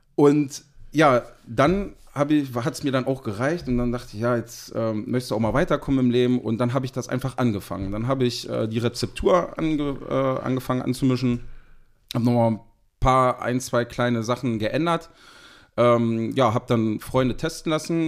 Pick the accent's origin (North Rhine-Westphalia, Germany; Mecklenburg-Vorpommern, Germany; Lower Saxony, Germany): Lower Saxony, Germany; Seesen; ich komme aus dem schönen Harz, äh, genau gesagt aus Sesen.